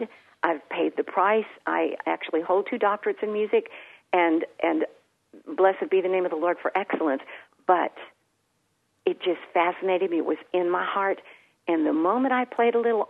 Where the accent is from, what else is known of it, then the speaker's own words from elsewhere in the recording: San Antonio, Texas, United States; the home church that I was born into here in San Antonio